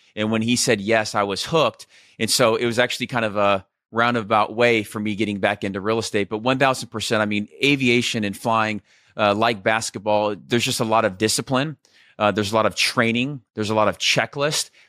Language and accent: English; Scottsdale, Arizona, United States; also born or lived in Southern California; I was about ten years old, my parents split. Uh, I moved from Southern California to Scottsdale